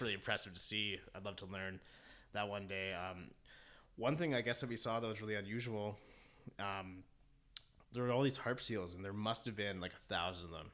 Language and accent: English; Keswick, Ontario, Canada; moved away as an adult; now in Toronto, Canada; I grew up in Keswick Ontario which is essentially 45 minutes north of Toronto